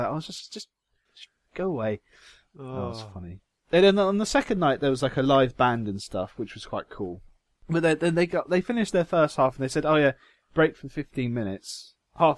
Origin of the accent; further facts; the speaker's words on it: Jersey; I'm from there.